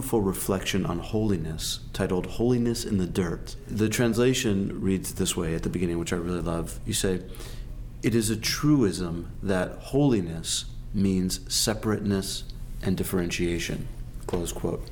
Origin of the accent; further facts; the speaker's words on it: United States; as an American